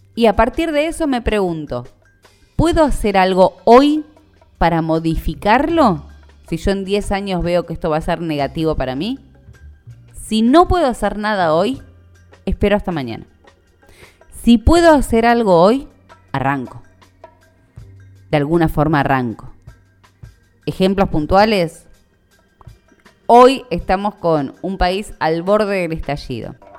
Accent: Argentina; como buena argentina sobreviviente de cualquier crisis económica

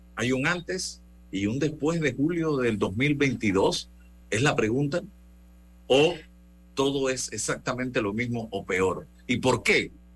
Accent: Panama; como sociedad panameña

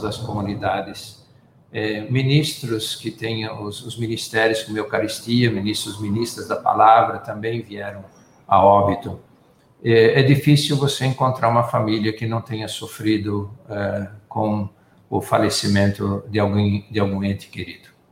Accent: Forquilhinha, Santa Catarina, Brazil; now in Manaus, Brazil; eu sou nascido em Forquilinha

